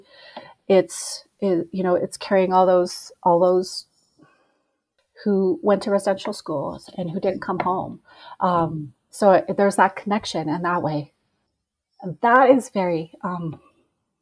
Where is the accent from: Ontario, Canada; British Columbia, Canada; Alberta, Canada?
Alberta, Canada; Peace River; now in Edmonton, Canada; my hometown in Peace River